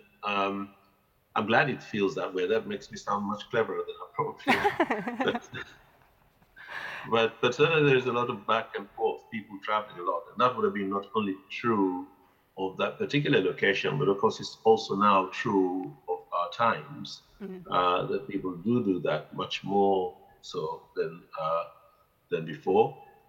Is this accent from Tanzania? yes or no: yes; Zanzibar, Tanzania; When they came during the Musim, because, as I said, we lived just by the docks there